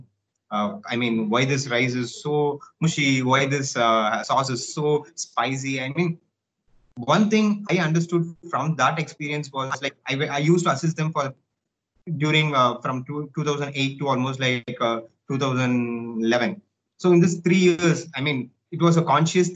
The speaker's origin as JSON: {"language": "English", "country": "India", "also_born_or_lived": "Helsinki, Finland", "said": "I'm from India."}